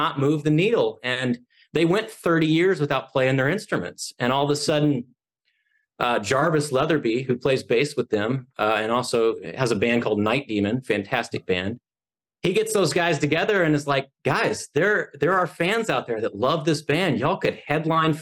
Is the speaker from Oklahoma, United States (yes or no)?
yes; Oklahoma City, Oklahoma, United States; Oklahoma City, which that's my hometown